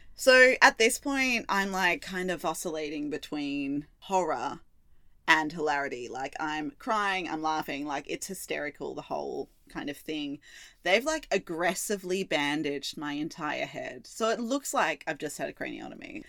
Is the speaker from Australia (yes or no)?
yes; Australia; now in Melbourne, Australia; we are Aussie